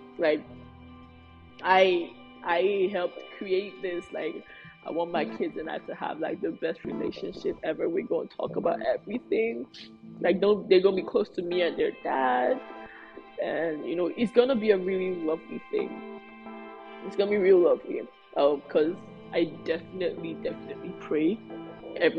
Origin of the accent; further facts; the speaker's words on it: Nigeria; being Nigerian is hard enough. Being a Nigerian firstborn is even harder, especially if you're a girl and you're Yoruba